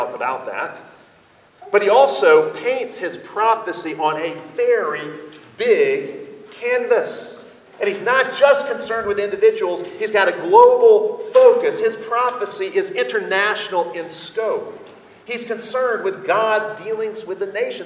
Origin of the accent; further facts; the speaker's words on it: United States; we as American Christians